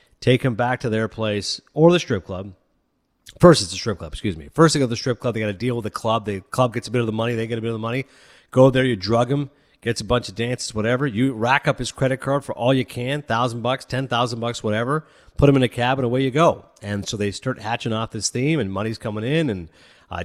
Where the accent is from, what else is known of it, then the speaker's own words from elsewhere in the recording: Toronto, Ontario, Canada; my hometown of Toronto